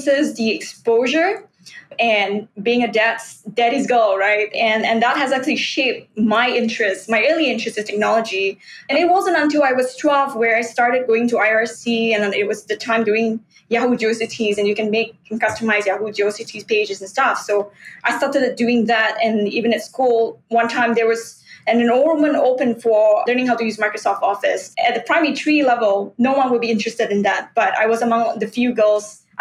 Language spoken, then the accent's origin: English; Singapore; I grew up in an industrial town, Yishun Street 22, Avenue 6.